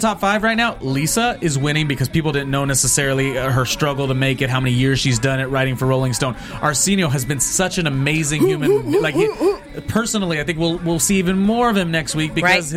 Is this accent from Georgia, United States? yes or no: no; near Carson High School, California, United States; we're from Carson High School, which is a high school that was near where I grew up.